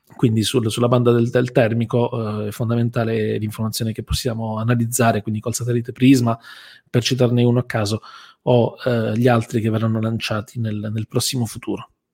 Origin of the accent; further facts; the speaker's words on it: Bari, Apulia, Italy; noi siamo di Bari